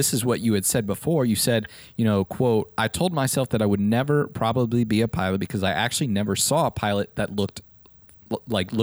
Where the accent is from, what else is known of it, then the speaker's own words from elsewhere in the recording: Nebraska, United States; now in Texas, United States; I actually grew up in the Midwest, Nebraska.